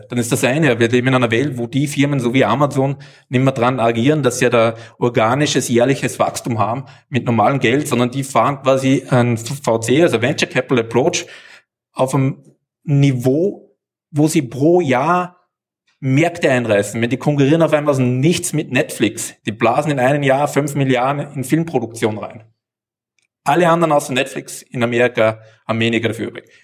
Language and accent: German; Austria; Ich komme aus Österreich, wir haben Steuerlöcher für die Deutschen.